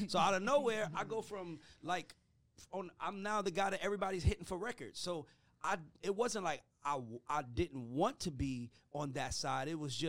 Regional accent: Atlanta, Georgia, United States; I'm from Atlanta. I grew up an ….

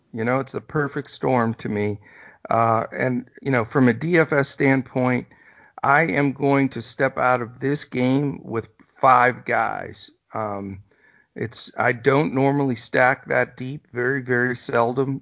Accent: East Coast, United States; now in Texas, United States; I'm from the East Coast originally, as you know, so I grew up on Dunkin'

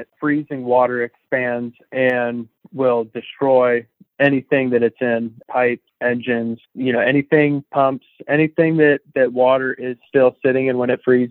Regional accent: Jupiter, Florida, United States; moved away as an adult; now in Vermont, United States; Moved here from Jupiter, Florida. It's where I grew up as a kid.

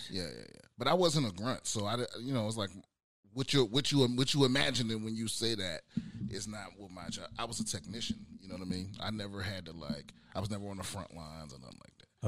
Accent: United States; moved away; also born or lived in San Diego; I'm originally from uh, the DMV, D- DC, Maryland, Virginia, that area

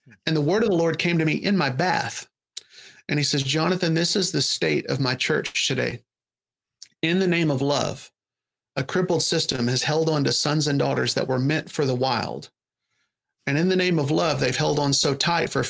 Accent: Kentucky, United States; moved away as an adult; now in Florida, United States; I'm from Kentucky

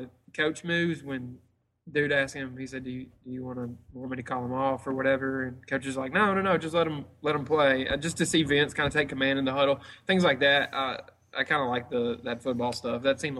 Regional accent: Memphis, Tennessee, United States; I'm from Memphis

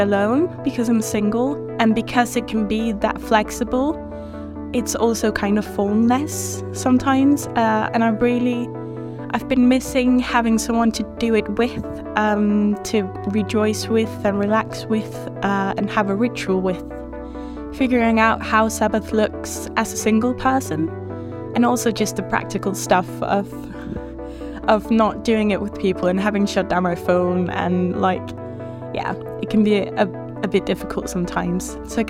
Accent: Denmark; I'm 24 and I'm from Denmark where I study psychology.

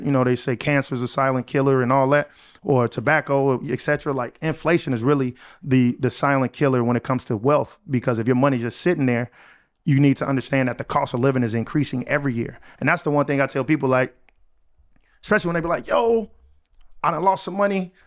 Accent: Chicago, Illinois, United States; moved away as an adult; I was able to move back to my hometown, Chicago

